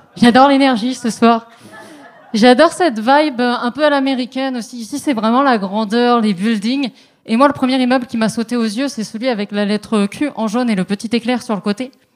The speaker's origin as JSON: {"language": "French", "country": "France", "moved": "yes", "lives_now": "Montreal, Canada", "said": "je suis une maudite française. J'ai pas encore attrapé le québécois."}